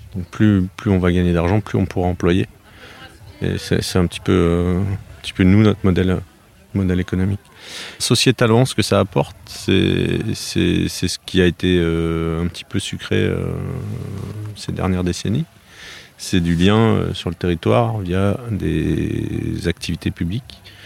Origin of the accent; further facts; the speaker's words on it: Grenoble area, Auvergne-Rhône-Alpes, France; now in Gâvres, France; Je viens de, la région de Grenoble. À l'origine, j'ai fait mes études là-bas